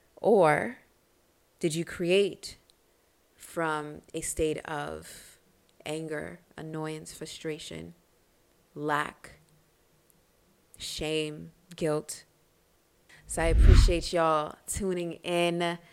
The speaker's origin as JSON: {"language": "English", "town": "Reading", "region": "Pennsylvania", "country": "United States", "tie": "born or raised there", "said": "I would always fight growing up in Reading outside of Philly, growing up doing martial arts and bujitsu."}